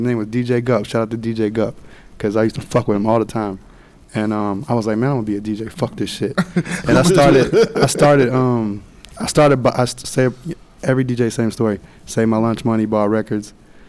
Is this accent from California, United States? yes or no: no; Cincinnati, Ohio, United States; moved away as an adult; also born or lived in New York / Los Angeles; now in Miami, United States; we're both from Cincinnati.